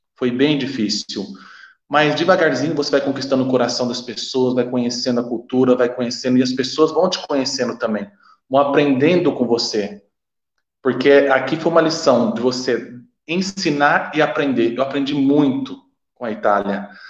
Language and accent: Portuguese; Brazil; moved away as an adult; now in Italy; quando saí do Brasil, decidi sair do Brasil, vir para cá